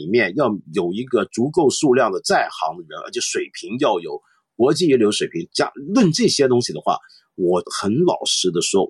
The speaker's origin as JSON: {"language": "Chinese", "country": "Hong Kong", "said": "像今天全世界非常有名的汇丰银行，我们香港人最熟悉的银行"}